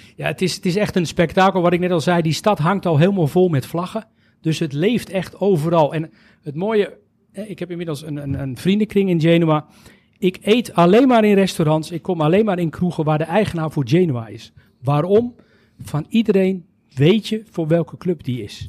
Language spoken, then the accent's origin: Dutch; Netherlands; wij als Nederlanders